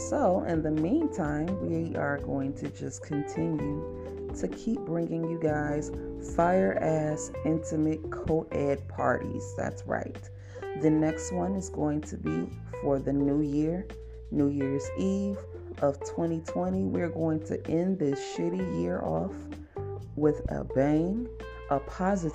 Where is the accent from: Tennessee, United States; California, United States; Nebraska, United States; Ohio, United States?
Ohio, United States; Cleveland; moved away as an adult; also born or lived in Alabama; I'm from Cleveland